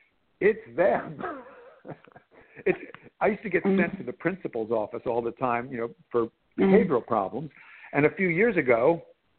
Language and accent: English; New Jersey, United States; I was growing up in New Jersey